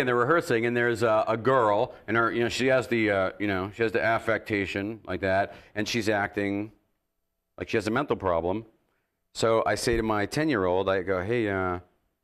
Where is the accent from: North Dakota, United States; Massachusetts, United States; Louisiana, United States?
Massachusetts, United States; I was born in Massachusetts, and I've been a Boston sports fan my whole life.